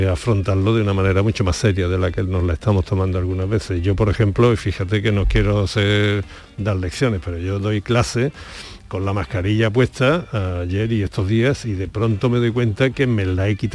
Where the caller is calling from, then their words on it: Granada, Andalusia, Spain; Buenos días … de Granada.